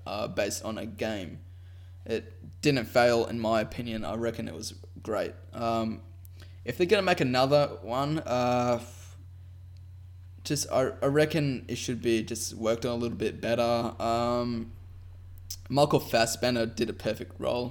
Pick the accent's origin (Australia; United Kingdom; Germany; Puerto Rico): Australia; I'm Australian